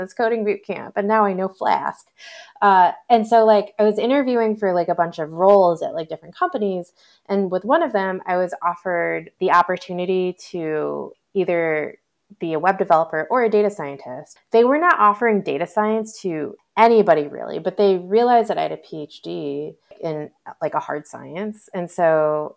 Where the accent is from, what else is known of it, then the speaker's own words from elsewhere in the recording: Michigan, United States; also born or lived in Boston / Bay Area; now in Austin, United States; I grew up in Michigan, which is in Eastern time